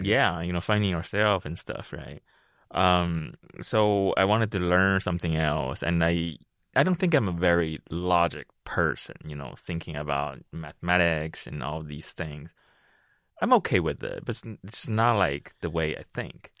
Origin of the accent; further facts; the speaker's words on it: Beijing, China; moved away; also born or lived in Ohio / Seattle; originally I'm from Beijing, China, and the first time I landed in this country was sixteen, seventeen years ago